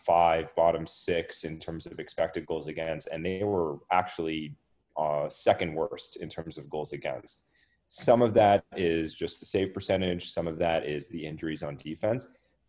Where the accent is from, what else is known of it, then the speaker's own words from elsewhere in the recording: Toronto, Ontario, Canada; I have to give a little bit of good karma to my hometown team. So I'm going to go with the Toronto Maple Leafs